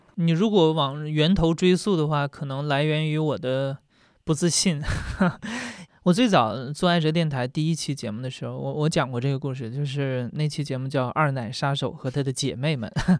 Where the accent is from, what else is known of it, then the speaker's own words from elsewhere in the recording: Northeast China, China; 因为东北的森林非常地好